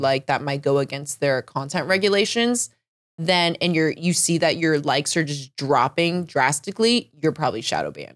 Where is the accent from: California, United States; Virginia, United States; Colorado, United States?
Virginia, United States; Northern; moved away as an adult; now in Seattle, United States; I, I never really liked Northern Virginia growing up, but the older I get, the more I'm, like, missing it.